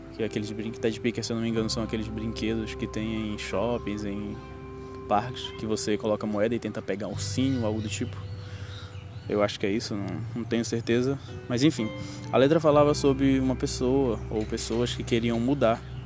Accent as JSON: {"language": "Portuguese", "country": "Brazil", "said": "eu sou BR e não sou americano"}